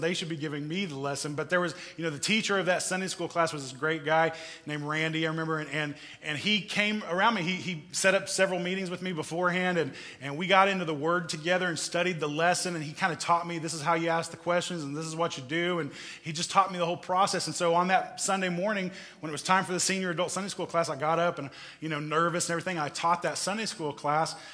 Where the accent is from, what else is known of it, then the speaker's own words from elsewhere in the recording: Missouri, United States; growing up in Missouri.